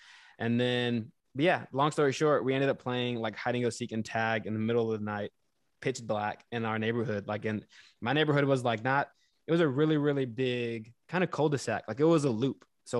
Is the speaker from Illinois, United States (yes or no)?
no; Houston, Texas, United States; I grew up in Houston, so like that is a more of a city.